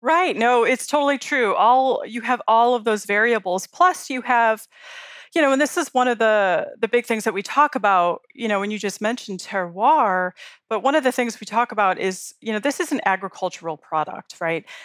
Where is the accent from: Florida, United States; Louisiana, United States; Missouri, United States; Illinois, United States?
Illinois, United States; Chicago; now in Colorado, United States; I grew up in Chicago